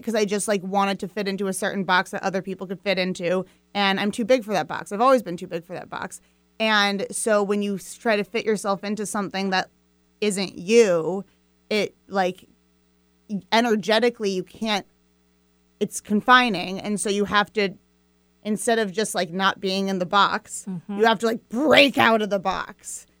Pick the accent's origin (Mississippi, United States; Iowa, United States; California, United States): Iowa, United States; Fairfield; I was born in Fairfield, Iowa, um, which is this small town in southeast Iowa